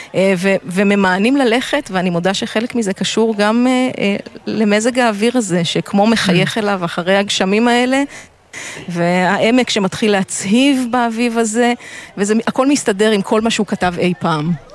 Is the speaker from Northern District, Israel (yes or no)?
yes; Jezreel Valley, Northern District, Israel; אני בת העמק